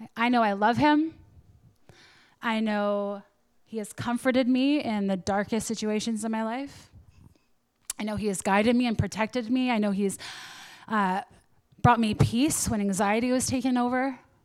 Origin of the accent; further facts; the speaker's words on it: Canada; I'm Canadian